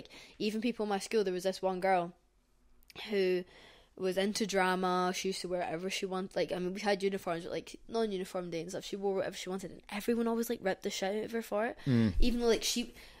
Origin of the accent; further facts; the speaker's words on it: Scotland, United Kingdom; growing up in Scotland